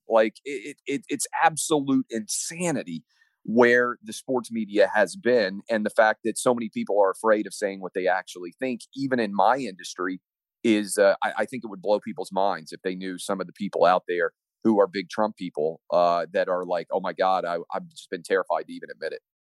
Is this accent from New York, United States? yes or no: no; Tennessee, United States; I'm from Tennessee like Al Gore was.